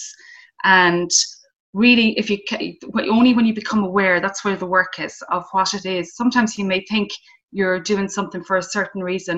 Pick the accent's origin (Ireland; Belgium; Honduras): Ireland; Mayo, Connacht; I grew up in Mayo. I grew up in a town